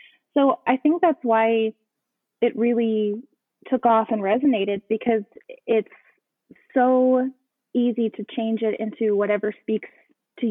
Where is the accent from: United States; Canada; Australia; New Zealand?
United States; Dallas, Texas; also born or lived in Galveston, Texas; now in Houston, United States; I grew up actually pretty landlocked. I grew up in Dallas